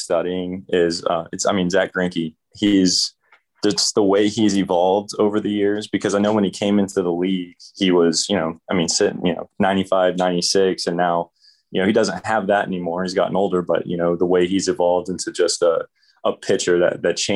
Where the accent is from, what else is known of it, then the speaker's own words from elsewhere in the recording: Dallas, Texas, United States; also born or lived in Katy, Texas; growing up in Dallas, it's all Cowboys, Mavericks, and Rangers